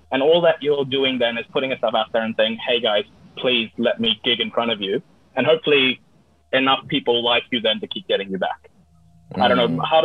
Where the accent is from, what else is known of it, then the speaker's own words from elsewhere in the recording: Australia; This is who I am. I'm from Australia.